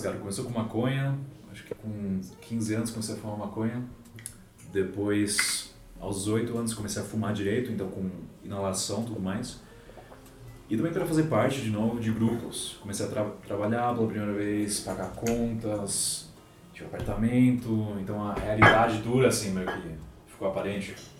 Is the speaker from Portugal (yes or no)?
no; Germany; first language Portuguese; now in Brazil; nasci aqui no Brasil, daí com seis anos, os meus pais me pegaram e a gente foi para a Alemanha